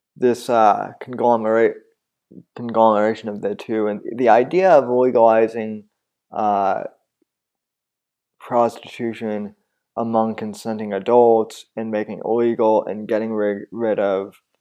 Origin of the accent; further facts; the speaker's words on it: Colorado, United States; moved away; I'm originally from Colorado